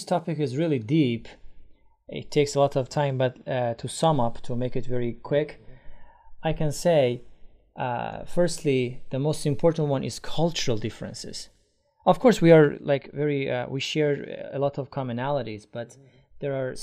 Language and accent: English; Iran; English is a second language; in Iran, when I was a teenager